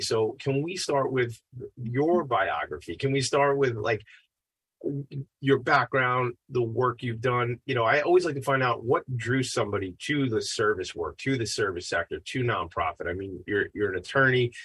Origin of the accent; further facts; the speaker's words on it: Long Island, New York, United States; I'm a white man, uh, and I'm 44 years old, and I grew up on Long Island.